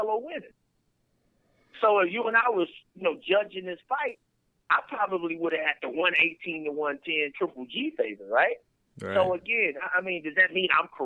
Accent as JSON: {"language": "English", "town": "Houston", "region": "Texas", "country": "United States", "also_born_or_lived": "Missouri City, Texas", "said": "I'm from Sunnyside, but I went to Hunter's Glen Elementary, too"}